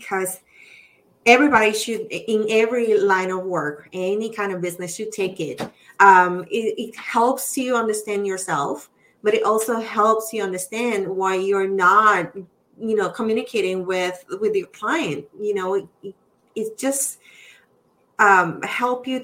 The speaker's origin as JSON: {"language": "English", "country": "Puerto Rico", "accent": "Spanish accent", "second_language": "English", "moved": "yes", "said": "I'm Puerto Rican"}